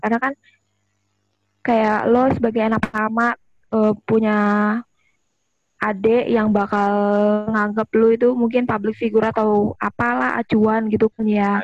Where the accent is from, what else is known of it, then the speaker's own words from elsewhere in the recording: Jakarta, Indonesia; moved away as an adult; now in Semarang, Indonesia; Beneran dari Jakarta